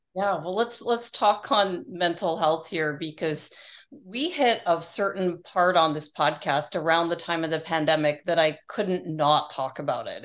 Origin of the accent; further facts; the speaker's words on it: Toronto, Ontario, Canada; moved away as an adult; now in Arizona, United States; I was from Toronto where it's like gray a lot and cold and dismal.